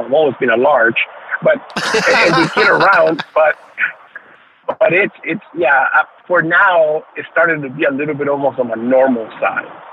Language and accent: English; New Orleans, Louisiana, United States; also born or lived in Nicaragua; growing up in Louisiana, uh, Louisiana, the New Orleans area